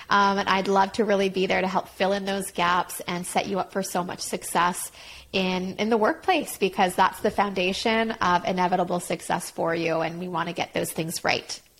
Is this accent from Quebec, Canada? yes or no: yes; Montreal, Quebec, Canada; I'm from Montreal.